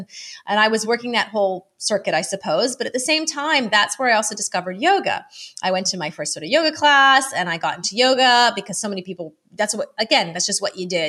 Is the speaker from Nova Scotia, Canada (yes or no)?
no; Ottawa, Ontario, Canada; now in United Kingdom; I'm originally from Canada, Ottawa, Canada, but I have lived many places, and now I am in, I guess, UK and kind of Madeira